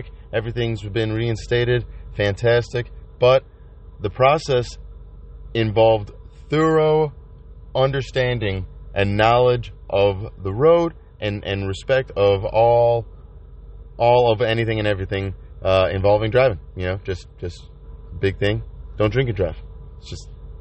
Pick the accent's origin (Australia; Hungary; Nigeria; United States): United States; Chicago, Illinois; I'm from Chicago